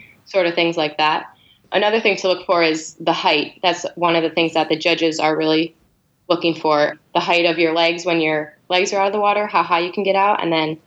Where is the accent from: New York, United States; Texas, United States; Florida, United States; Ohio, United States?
New York, United States; Buffalo; moved away; I'm originally from Buffalo, New York.